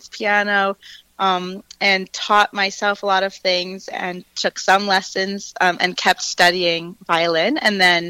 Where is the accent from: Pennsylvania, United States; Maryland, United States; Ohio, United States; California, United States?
Pennsylvania, United States; Philadelphia; also born or lived in New York City; now in Nashville, United States; I grew up outside of Philadelphia, and my parents are both still there